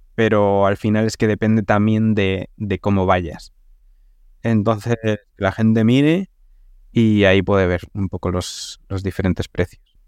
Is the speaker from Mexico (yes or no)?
no; Segovia, Castile and León, Spain; yo soy de Segovia